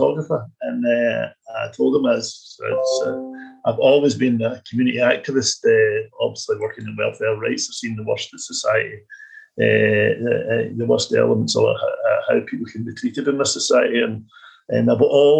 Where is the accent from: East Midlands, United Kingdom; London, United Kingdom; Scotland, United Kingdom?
Scotland, United Kingdom; Clydebank; moved away as an adult; also born or lived in Oxford; the CVS in Clybank, my hometown